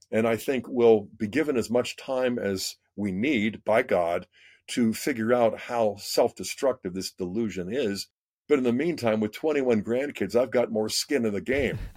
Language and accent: English; Pittsburgh, Pennsylvania, United States; I grew up in Pittsburgh, so I'm part of the Ohio Valley as well